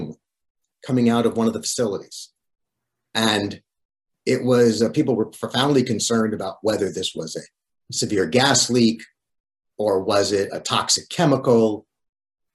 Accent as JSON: {"language": "English", "town": "Great Neck", "region": "New York", "country": "United States", "tie": "born or raised there", "also_born_or_lived": "Newton Lower Falls, Massachusetts", "said": "My family moved from Newton, Lower Falls, Massachusetts when I was 9 years old to Great Neck on the north shore of Long Island. And Great Neck is where I still live"}